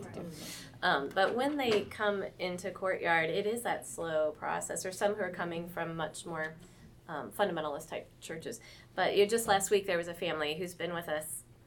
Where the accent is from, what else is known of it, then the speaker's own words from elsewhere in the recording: St. Louis, Missouri, United States; moved away as an adult; also born or lived in North Carolina; now in Fayetteville, United States; I grew up in St. Louis, but the military brought us to Fort Bragg area in North Carolina about 20, well, in 2000.